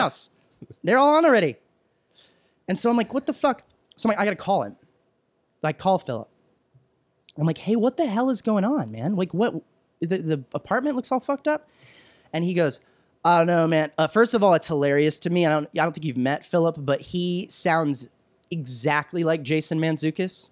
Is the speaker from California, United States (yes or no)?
no; Williamson County, Texas, United States; moved away; growing up in Texas and the county I grew up in, uh, I'm from Williamson County, which is just north of Austin